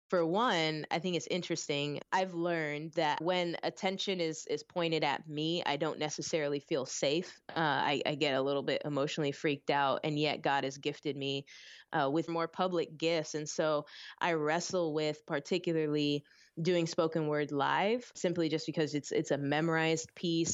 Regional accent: Orlando, Florida, United States; also born or lived in Philippines; I was born in the Philippines with my mom's side of the family and then ended up getting raised in Orlando

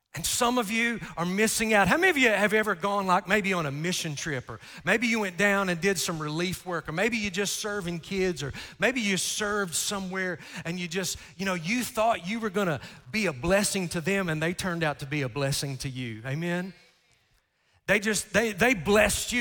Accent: Sassafras, Kentucky, United States; moved away; also born or lived in Morehead, Kentucky; I grew up in Sassafras, Kentucky, and I grew up poor, y'all

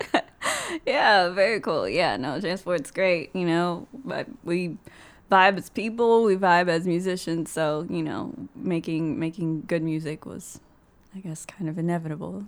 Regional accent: Austin, Texas, United States; Austin, I'm from Texas

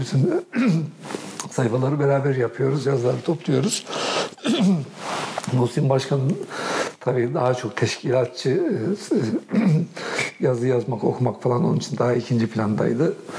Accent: Kahramanmaraş, Turkey; moved away; also born or lived in Osmaniye; Kahramanmaraş'ta çocukluğum, gençliğimin ilk, ilk yılları Maraş'ta geçti.

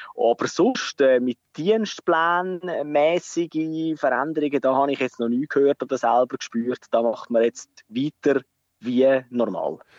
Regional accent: Switzerland; bei uns in der Schweiz

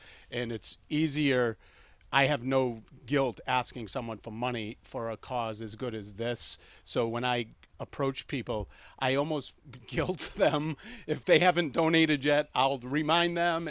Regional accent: Brockton, Massachusetts, United States; now in Westwood, United States; growing up in Brockton in the 80s

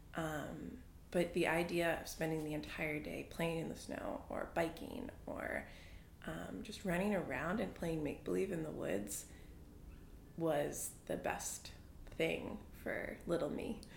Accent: New Hampshire, United States; moved away as an adult; also born or lived in Boston, Massachusetts; we moved from Boston when I was three or four to New Hampshire

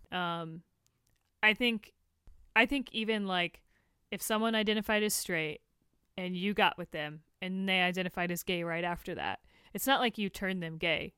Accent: Tampa, Florida, United States; moved away as an adult; also born or lived in Tallahassee, Florida; now in Los Angeles, United States; I was born there, I was raised there

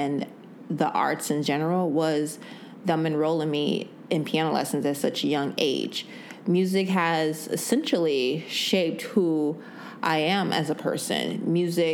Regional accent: Evergreen Park, Illinois, United States; I am from Evergreen Park, Illinois, a little small suburb outside of Chicago.

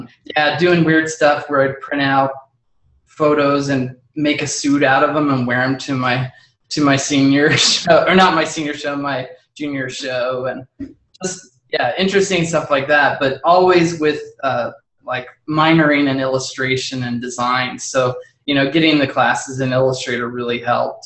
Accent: Lawrence, Kansas, United States; I was born in Lawrence

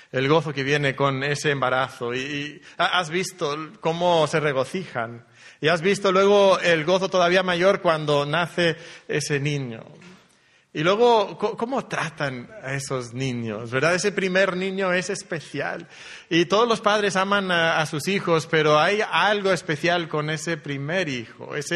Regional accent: Monterrey, Nuevo León, Mexico; also born or lived in Elche, Spain; venimos de Monterrey, México, aunque la historia que Dios ha trazado para nosotros es, variada. para mí comenzó en Elche, hace ya algunos años, naciendo en Elche

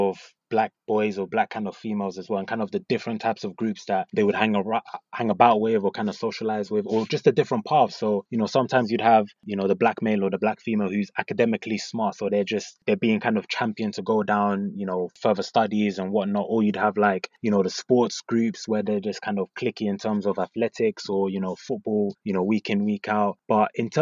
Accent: London, United Kingdom; So I grew up in North London. I went to school in North London as well.

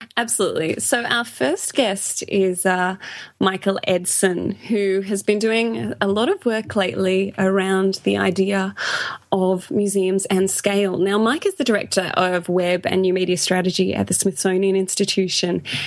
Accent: Australia; accent: Australian; I am from Australia

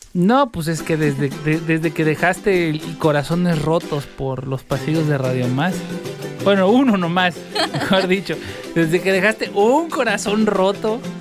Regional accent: Sayula de Alemán, Veracruz, Mexico; yo soy alemán porque soy de un pueblito que se llama Sayula de Alemán, allí en Veracruz.

